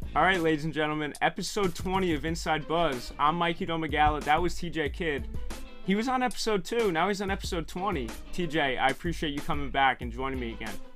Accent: New York, United States; I'm a New Yorker.

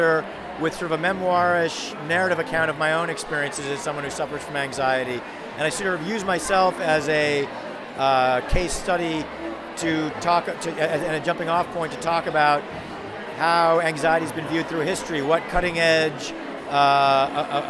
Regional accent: Washington, District of Columbia, United States; I'm from Washington, D.C. in the United States

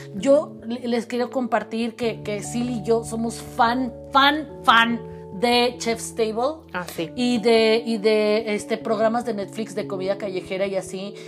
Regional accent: León, Guanajuato, Mexico; also born or lived in Cuernavaca; now in Puebla, Mexico; yo nací en la ciudad de León, Guanajuato

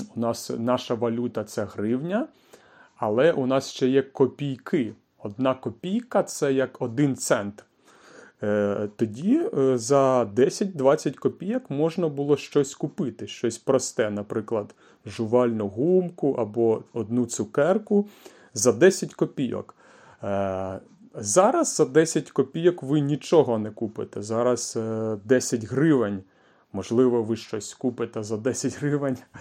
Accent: Kyiv, Ukraine; Тобто я народився у великому місті, я народився у Києві, у столиці України

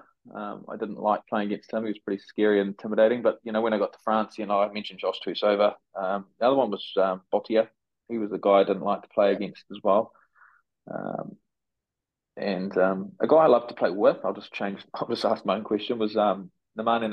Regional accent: New Zealand; as a Kiwi guy

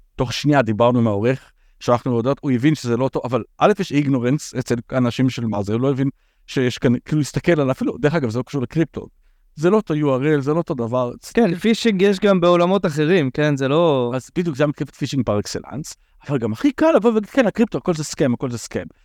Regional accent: Israel; אנחנו ישראלים

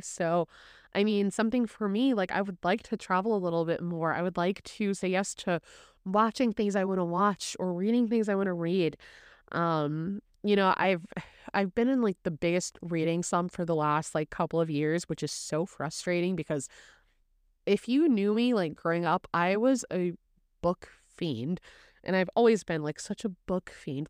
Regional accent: Indiana, United States; also born or lived in Chicago; I was born and raised in Indiana.

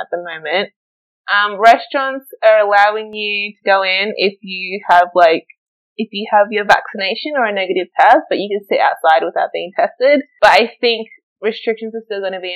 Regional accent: Australia; moved away as an adult; now in Berlin, Germany; me growing up in Australia

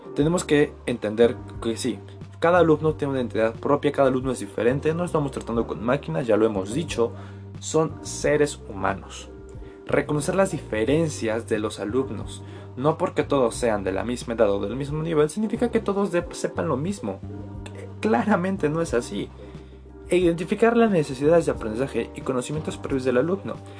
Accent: Ixmiquilpan, Hidalgo, Mexico; yo soy de Ixmiquilpan, Hidalgo.

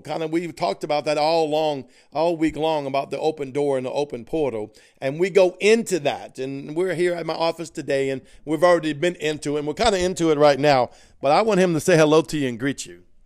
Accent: Cajun, Louisiana, United States; accent: Cajun; I'm Cajun

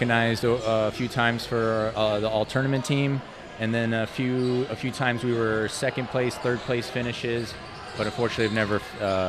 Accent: Tucson, Arizona, United States; I grew up in Tucson. My mom is originally from Lordsburg

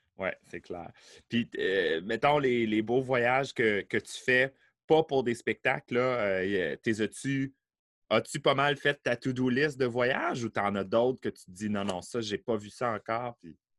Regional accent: Beauport, Quebec, Canada; je suis né à Beauport

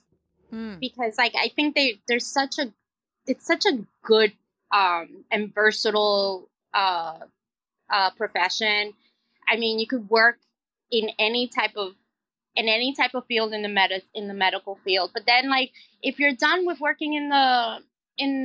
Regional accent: New York City, New York, United States; also born or lived in Queens, New York City; I'm a city girl. I grew up in the Bronx. I live in Queens, in New York City

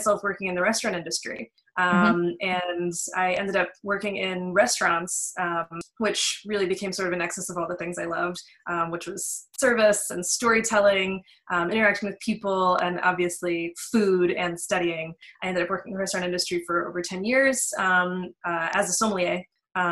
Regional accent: Western Pennsylvania, United States; I grew up in Western Pennsylvania. I was born and raised there

